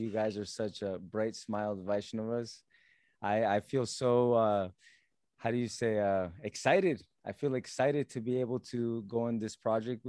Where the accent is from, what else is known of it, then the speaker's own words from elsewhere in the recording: Alachua, Florida, United States; also born or lived in Mississippi / Colombia (family); I do remember coming to Alachua, and that was in 89. And I remember the small town that it was